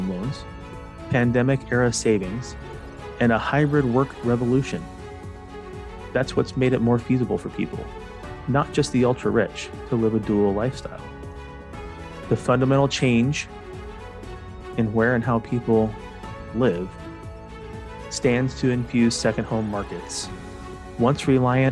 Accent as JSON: {"language": "English", "town": "Phoenix", "region": "Arizona", "country": "United States", "tie": "born or raised there", "moved": "yes", "said": "I'm from Arizona, I'm from Phoenix, Arizona originally"}